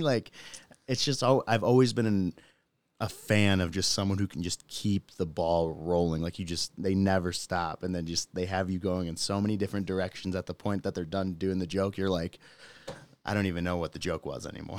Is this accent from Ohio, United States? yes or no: no; Michigan, United States; moved away as an adult; now in Utah, United States; I'm originally from Michigan